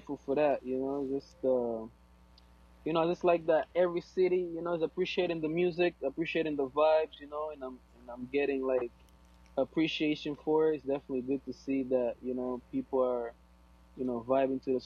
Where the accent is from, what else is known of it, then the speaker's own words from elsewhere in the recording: Angola; first language Portuguese; English is a second language; moved away; my first language is Portuguese. I'm from Angola